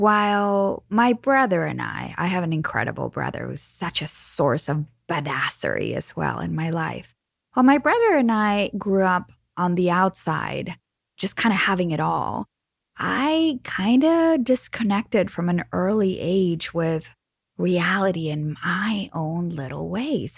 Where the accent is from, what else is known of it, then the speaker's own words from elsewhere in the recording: Mexico; I am from Mexico